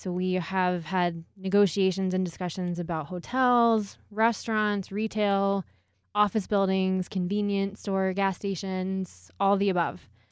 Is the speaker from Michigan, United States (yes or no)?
no; Houston, Texas, United States; moved away as an adult; now in Colorado Springs, United States; I'm originally from Houston, Texas